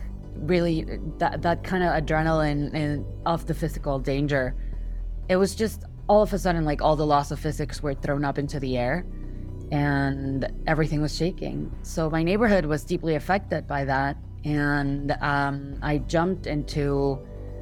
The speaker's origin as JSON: {"language": "English", "region": "Mexico City", "country": "Mexico", "tie": "born or raised there", "said": "I was born and raised in Mexico City"}